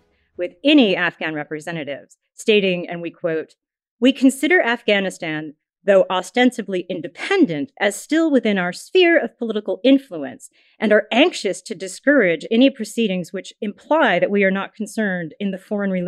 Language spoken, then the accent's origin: English; New England, United States; I'm from New England.